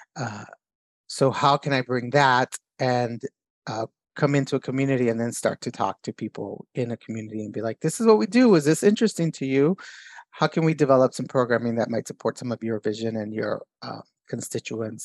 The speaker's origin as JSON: {"language": "English", "town": "Los Angeles", "region": "California", "country": "United States", "tie": "born or raised there", "also_born_or_lived": "San Jose / Bay Area", "first_language": "Spanish", "second_language": "English", "said": "I'm from Boyle Heights"}